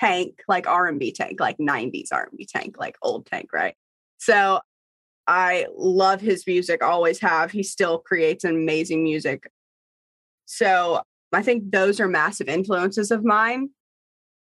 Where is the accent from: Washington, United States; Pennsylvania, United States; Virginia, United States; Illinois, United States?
Virginia, United States; Bristol; I'm from Bristol, Virginia, and I grew up on a farm.